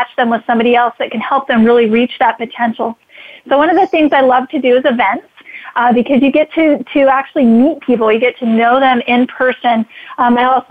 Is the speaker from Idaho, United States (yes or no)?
yes; Idaho, United States; I'm from Idaho